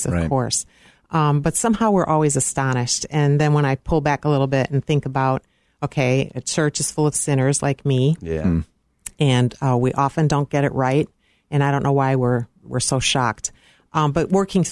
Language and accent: English; Park Ridge, Illinois, United States; I grew up in Park Ridge, Illinois